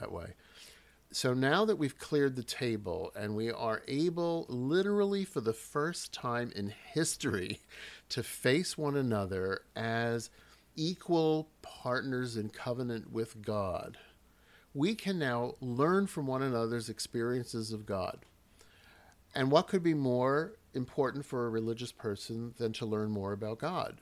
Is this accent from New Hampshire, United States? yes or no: no; New York, United States; now in Philadelphia, United States; I'm from New York originally